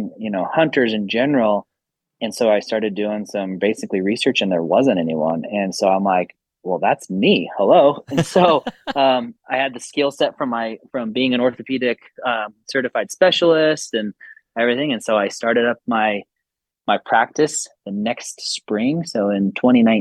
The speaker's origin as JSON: {"language": "English", "town": "Salt Lake City", "region": "Utah", "country": "United States", "tie": "born or raised there", "said": "I grew up in Salt Lake"}